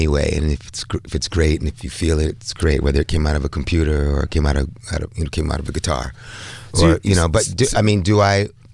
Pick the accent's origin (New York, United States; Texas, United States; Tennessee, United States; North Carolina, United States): New York, United States; New York City; moved away as an adult; also born or lived in Bahamas; now in Paris, France; we're both from Bed-Stuy, Brooklyn